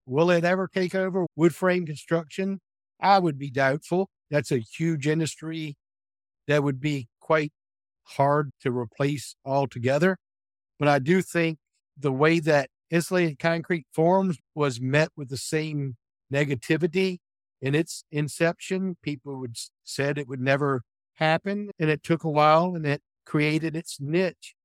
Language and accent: English; Williamsburg, Virginia, United States; I was born and raised in Williamsburg, Virginia area, and I've resided here nearby my childhood home my entire life